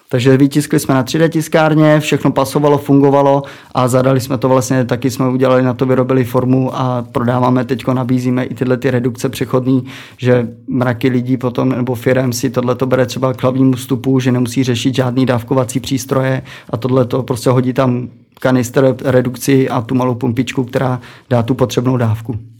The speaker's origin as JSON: {"language": "Czech", "town": "Přimda", "region": "Plzeň Region", "country": "Czechia", "said": "jsem vlastně z Přimdy u německých hranic"}